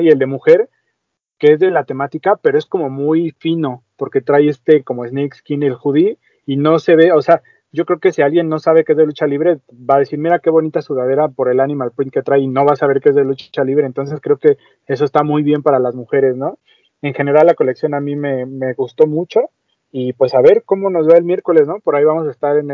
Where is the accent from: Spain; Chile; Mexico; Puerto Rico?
Mexico